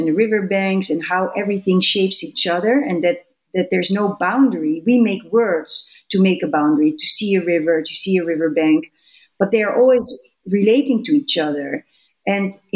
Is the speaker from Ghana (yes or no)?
no; Netherlands; I'm from the Netherlands